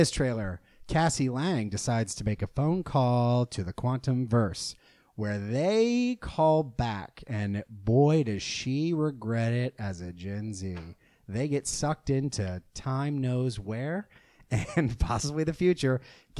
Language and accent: English; the South, United States; accent: southern; we just don't like my southern accent.